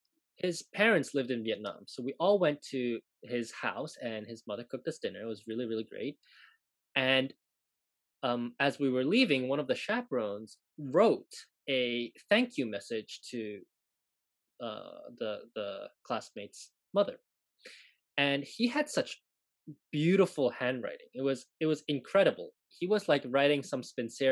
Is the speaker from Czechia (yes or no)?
no; Hong Kong; moved away; also born or lived in Japan; I grew up in Hong Kong